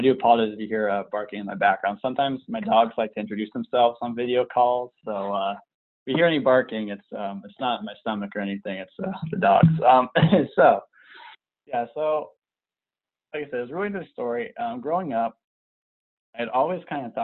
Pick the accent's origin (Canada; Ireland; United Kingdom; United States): United States; Southern California; moved away as an adult; also born or lived in Nebraska; I was born and raised in Southern California